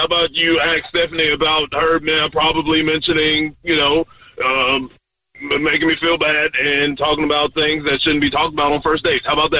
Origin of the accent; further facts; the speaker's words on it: South East England, United Kingdom; born there; Obviously, I was born in Oxfordshire, so yes